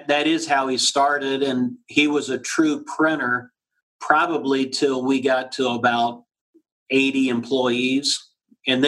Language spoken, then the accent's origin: English; Florida, United States; moved away as an adult; now in Columbus, United States; I grew up in Florida